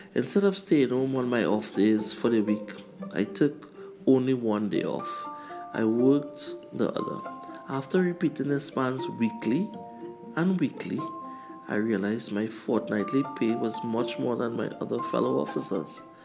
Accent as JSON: {"language": "English", "country": "Trinidad & Tobago", "also_born_or_lived": "Canada"}